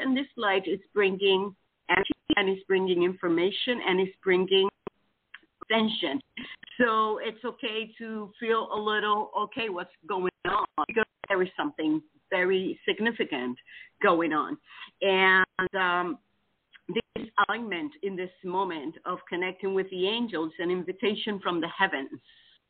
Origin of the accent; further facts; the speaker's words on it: Titusville, Florida, United States; I'm from Titusville, Florida.